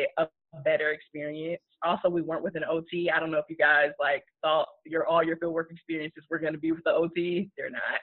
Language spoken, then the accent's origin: English; Chicago, Illinois, United States; moved away as an adult; now in Columbia, United States; I'm originally from Chicago, but I have been in the Columbia, Missouri area for the past 6 years.